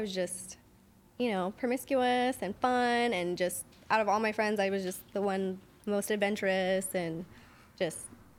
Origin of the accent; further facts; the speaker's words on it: California, United States; also born or lived in Orange County, California / Huntington Beach, California; No, I just moved back. Originally, I grew up in the 909.